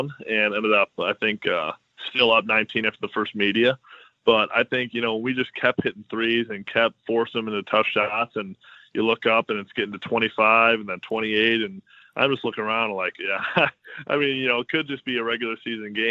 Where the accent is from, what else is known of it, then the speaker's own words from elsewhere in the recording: Midwest, United States; I'm from the Midwest